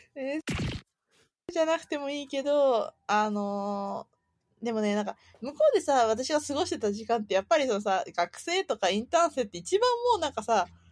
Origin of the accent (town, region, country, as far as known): Japan